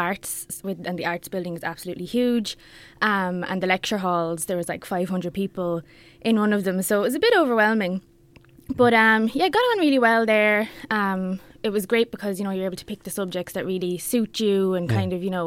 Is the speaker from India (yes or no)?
no; Bannow, County Wexford, Ireland; also born or lived in Dublin; I'm from Banno, as you mentioned, and I went to school in Danescastle, secondary school in Ramsgrange Community School